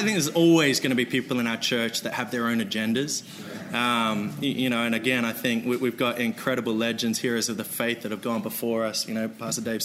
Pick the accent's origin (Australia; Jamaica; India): Australia; moved away as an adult; now in United States; I'm an Australian. I'm white